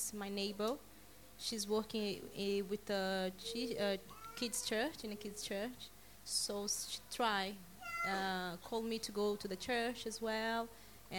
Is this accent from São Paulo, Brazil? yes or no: no; Belo Horizonte, Minas Gerais, Brazil; now in United Kingdom; I'm from Brazil. My church in Brazil is called Batista Church. Batista Getsemani in Belo Horizonte